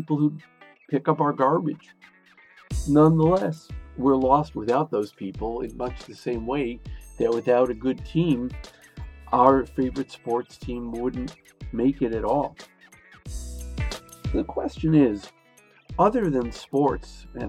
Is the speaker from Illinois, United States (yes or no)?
yes; Chicago, Illinois, United States; I grew up in Chicago